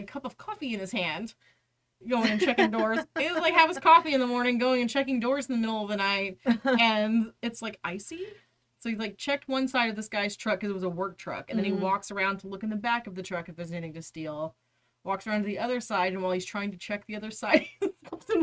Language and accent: English; Haltom City, Texas, United States; born or raised there